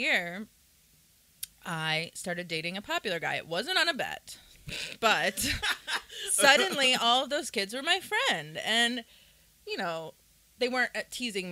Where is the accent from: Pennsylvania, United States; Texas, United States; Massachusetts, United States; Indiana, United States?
Pennsylvania, United States; Pittsburgh; also born or lived in Charleston, South Carolina; I primarily grew up here in Pittsburgh